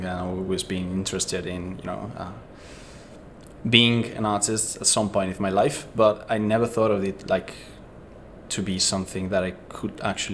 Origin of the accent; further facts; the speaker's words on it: Italy; moved away; I'm from Italy, and my background is very different from the artistic, kind of setting